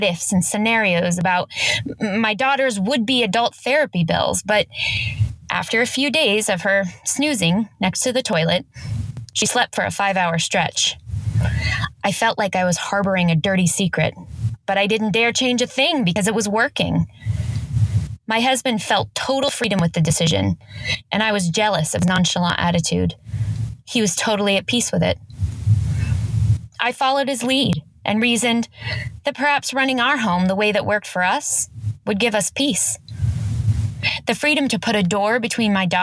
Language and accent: English; Los Angeles, California, United States; I'm from Los Angeles, California, actually just a little bit outside